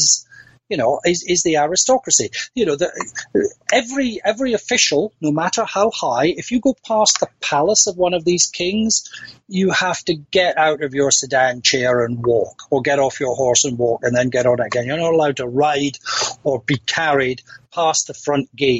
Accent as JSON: {"language": "English", "region": "Scotland", "country": "United Kingdom", "said": "I'm a Scot"}